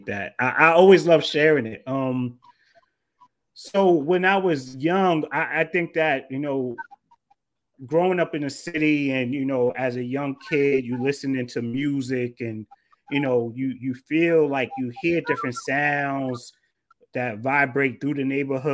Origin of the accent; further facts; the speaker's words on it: Jersey City, New Jersey, United States; I grew up in Jersey City, New Jersey